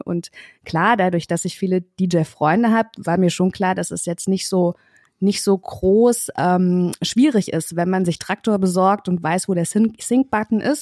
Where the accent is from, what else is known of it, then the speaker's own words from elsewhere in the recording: Kassel, Hesse, Germany; moved away as an adult; now in Berlin, Germany; Ich komme ursprünglich aus Kassel